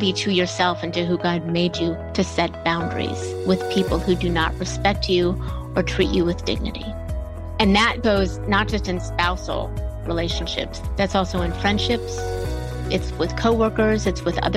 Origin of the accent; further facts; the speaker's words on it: Bellevue, Ohio, United States; now in Atlanta, United States; I grew up in Bellevue, Ohio, which is a tiny little town smack between Toledo and Cleveland